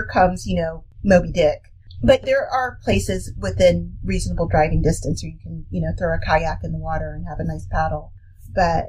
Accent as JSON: {"language": "English", "area": "Washington, D.C. area", "region": "District of Columbia", "country": "United States", "tie": "born or raised there", "said": "When I was older, we lived right next to Sligo Creek, which is a major creek system that runs through around D.C."}